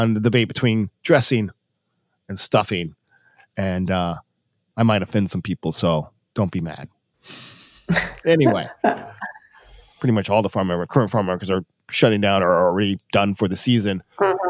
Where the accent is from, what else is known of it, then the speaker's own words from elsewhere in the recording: Georgia, United States; now in Milwaukee, United States; I grew up in Georgia